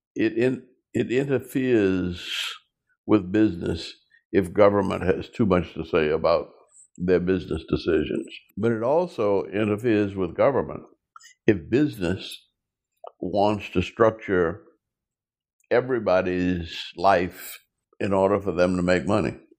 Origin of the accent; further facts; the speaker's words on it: New Orleans, Louisiana, United States; growing up in New Orleans, Louisiana